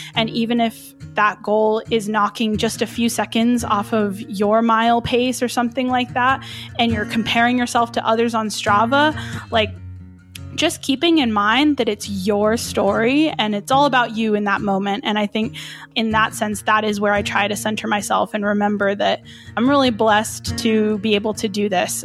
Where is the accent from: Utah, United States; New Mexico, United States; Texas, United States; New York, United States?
New Mexico, United States; Albuquerque; I was born and raised here in Albuquerque, New Mexico, so that's where I'm based.